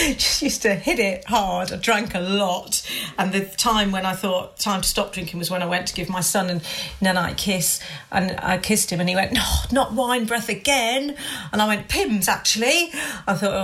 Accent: Hampshire, South East England, United Kingdom; moved away; I don't live near my family because I grew up in Hampshire. So my family are like 150 miles away.

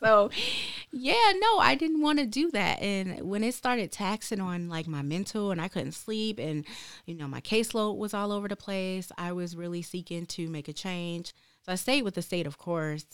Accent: Detroit, Michigan, United States; moved away as an adult; now in Lansing, United States; I'm actually from Detroit, Michigan, born and raised

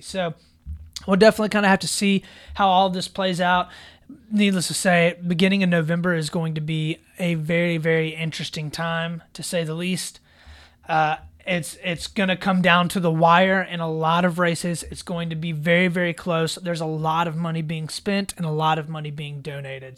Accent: South Carolina, United States; my home state here of South Carolina

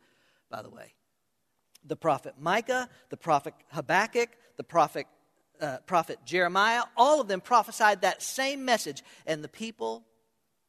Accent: Hollywood, Florida, United States; I was born in Hollywood, not me. Hollywood, Florida

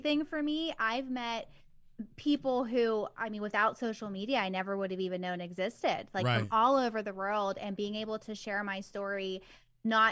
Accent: Bridgeville, Pennsylvania, United States; born and raised here in Pennsylvania, near Pittsburgh, and I have not left.

